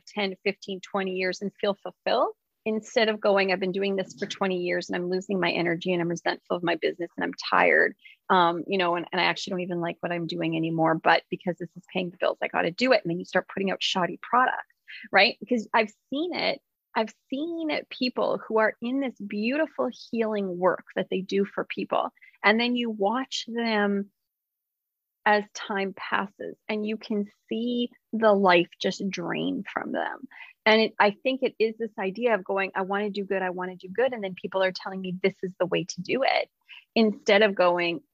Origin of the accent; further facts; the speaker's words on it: West Coast, United States; I'm from the West Coast